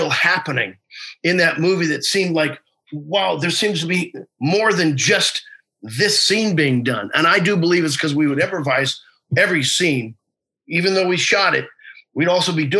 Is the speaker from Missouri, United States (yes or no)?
yes; Missouri, United States; I'm from Missouri